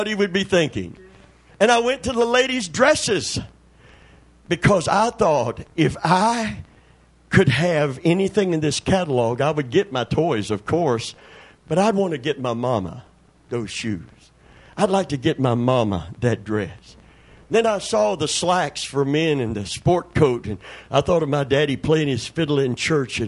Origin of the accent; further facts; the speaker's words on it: Kentucky, United States; born or raised there